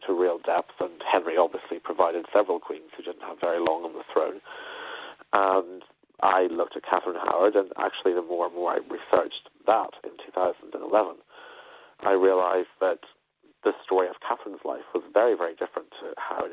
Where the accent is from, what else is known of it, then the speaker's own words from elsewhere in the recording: Belfast, Northern Ireland, United Kingdom; I grew up in Belfast, where in Northern Ireland